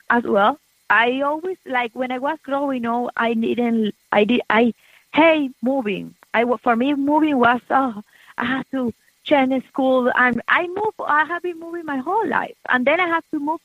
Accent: Venezuela; moved away as an adult; also born or lived in Miami, United States; now in Americus, United States; when we came from Venezuela, we didn't have kids.

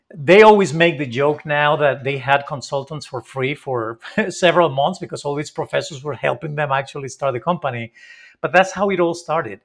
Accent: Spain; I'm not from Mexico, I'm from Spain

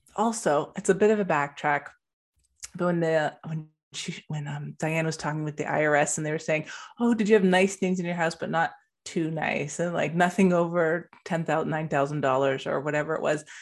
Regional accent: Canada; in Canada

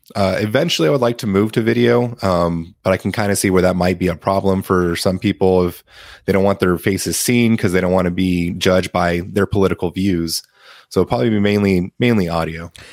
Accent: San Antonio, Texas, United States; I'm from San Antonio, Texas

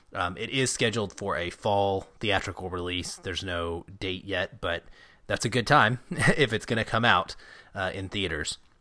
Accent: Arkansas, United States; now in Seattle, United States; I grew up in Arkansas

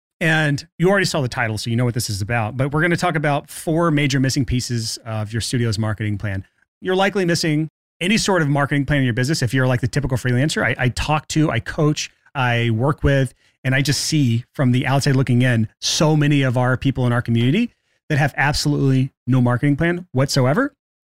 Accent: Alabama, United States; I'm from Alabama.

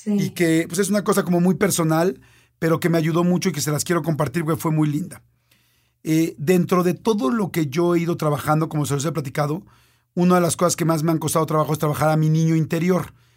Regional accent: Mexico; soy un mexicano que vive en la Ciudad de México

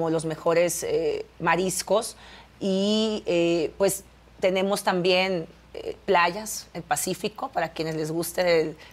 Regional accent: Baja California, Mexico; Yo nací en Baja California, ahí crecí, conozco muy bien mi estado

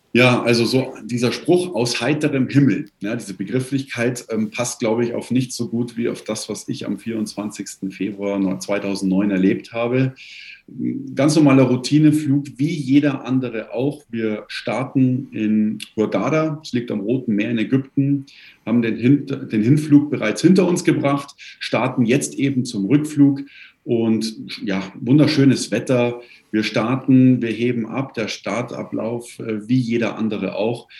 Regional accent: Kirchheim bei München, Bavaria, Germany; Ich komme aus Kirchheim bei München

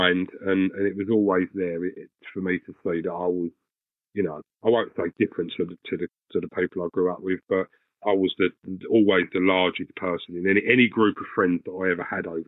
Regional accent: Essex, East of England, United Kingdom; now in Swanley, United Kingdom; I'm currently living in Swanley, Kent. I'm originally from Essex

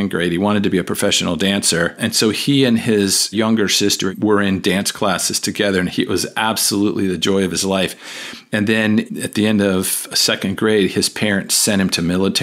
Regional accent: Washington, District of Columbia, United States; also born or lived in Arlington, Virginia / Fairfax County, Virginia / Loudoun County, Virginia; Born and raised in Washington, D.C.

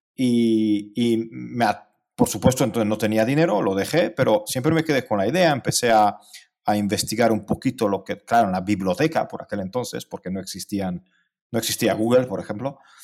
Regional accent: Cluj-Napoca, Cluj County, Romania; Spanish is a second language; also born or lived in Hungary / Spain; now in near Budapest, Hungary; yo nací en Transilvania, eh, donde, de donde es Rácula. Eh, nací en Cluj, en Kolozsvár

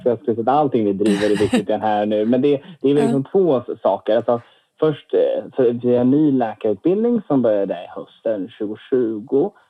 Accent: Lund, Skåne, Sweden; now in Stockholm, Sweden; Men man kanske inte hör på dialekten, men jag är uppvuxen i Lund faktiskt, i Skåne eh, för det

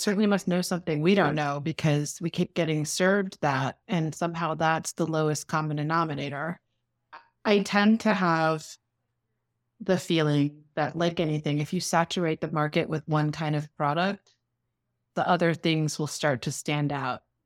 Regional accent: New York City, New York, United States; I grew up in New York City.

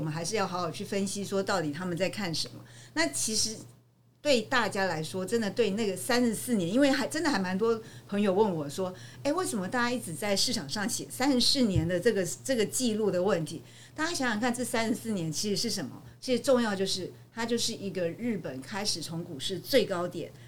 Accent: Taiwan; 我们台湾人

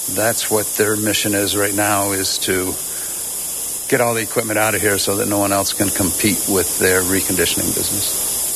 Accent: Pleasantville, New York, United States; moved away as an adult; now in Plattsburgh, United States; I grew up in Westchester uh, in a little town called Pleasantville.

